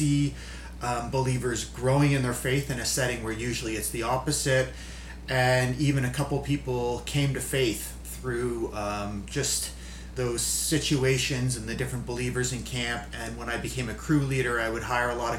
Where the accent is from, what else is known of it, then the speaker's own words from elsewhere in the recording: Burlington, Ontario, Canada; moved away as an adult; also born or lived in Cobourg; now in Manitouwadge, Canada; I grew up right in the GTA. I grew up in Burlington